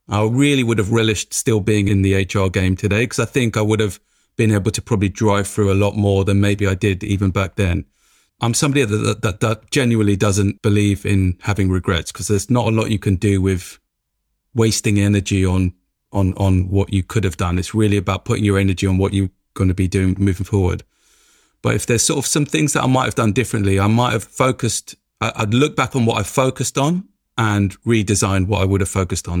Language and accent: English; London, United Kingdom; It comes from growing up in Tottenham, every day waking up in Tottenham